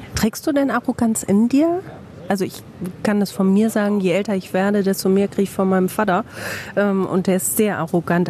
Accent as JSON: {"language": "German", "town": "Bielefeld", "region": "North Rhine-Westphalia", "country": "Germany"}